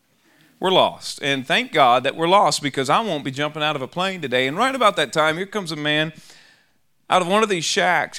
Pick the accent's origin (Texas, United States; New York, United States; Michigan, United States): Texas, United States; Austin; I'm from Austin, Texas